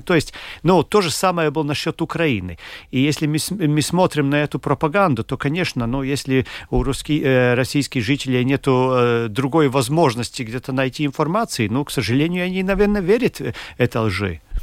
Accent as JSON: {"language": "Russian", "country": "Latvia", "said": "мы из, там, из Латвии"}